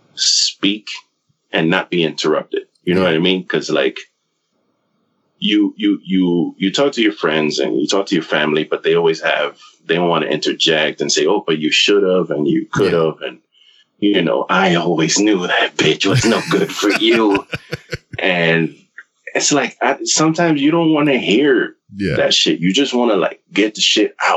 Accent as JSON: {"language": "English", "region": "New York", "country": "United States", "tie": "born or raised there", "moved": "yes", "lives_now": "Florida, United States", "said": "I still consider myself a New Yorker"}